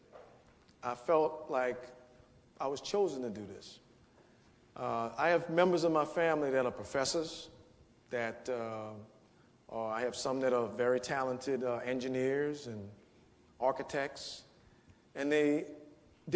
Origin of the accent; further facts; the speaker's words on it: New Orleans, Louisiana, United States; I grew up in the 7th Ward of New Orleans